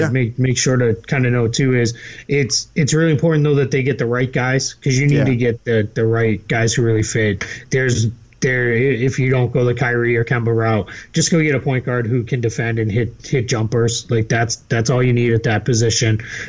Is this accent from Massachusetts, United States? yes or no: yes; Boston, Massachusetts, United States; accent: Boston; Well, my Boston accent just came out there.